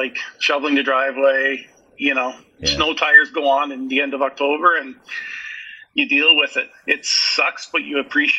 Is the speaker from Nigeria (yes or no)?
no; Guelph, Ontario, Canada; accent: Canadian; also born or lived in Portadown, Northern Ireland; I was born in Portadown. I lived in Portadown until I was 6 years old. We moved to Canada in 1976. So I have spent most of my life here in Canada, but I still call Portadown home.